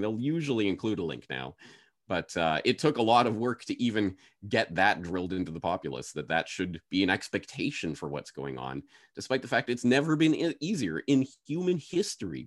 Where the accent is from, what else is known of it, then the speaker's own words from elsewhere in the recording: Canada; moved away as an adult; now in Japan; I'm a Canadian citizen, so got my Canadian passport.